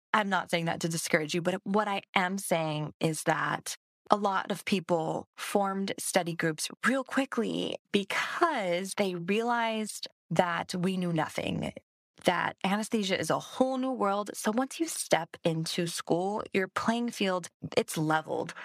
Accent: Hawaii, United States; moved away; I'm from Hawaii

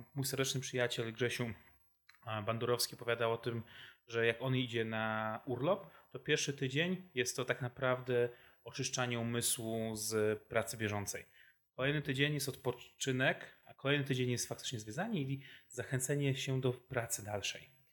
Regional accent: Wrocław, Lower Silesian Voivodeship, Poland; jestem wrocławianinem z urodzenia i wyboru

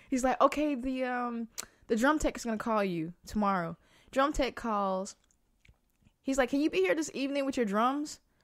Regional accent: the South, United States; moved away as an adult; also born or lived in New York; I'm a kid from the South

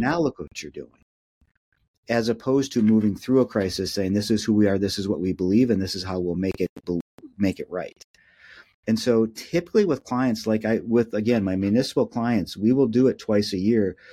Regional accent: Minneapolis, Minnesota, United States; I'm born and raised in Minneapolis

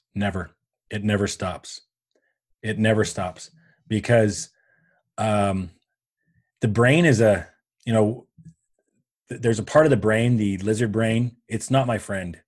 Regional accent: Canada; I am Canadian, um, by birth

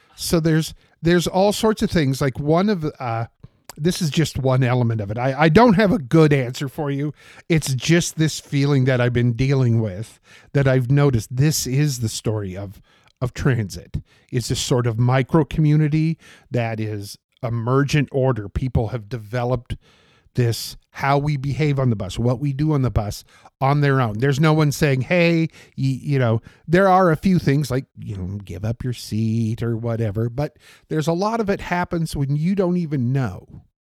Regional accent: Portland, Oregon, United States; I grew up on forty-sixth and Ainsworth

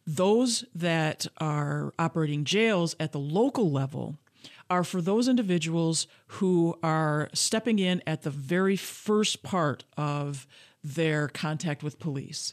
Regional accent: Grand Rapids, Michigan, United States; I was born and raised in Grand Rapids, Michigan

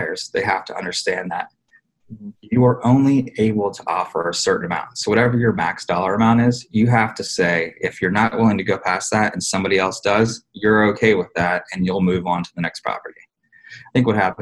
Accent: Pennsylvania, United States; born or raised there; now in Harrisburg, United States

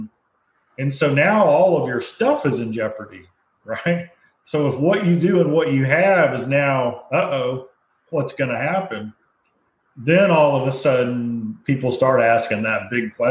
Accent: United States; as well as an American.

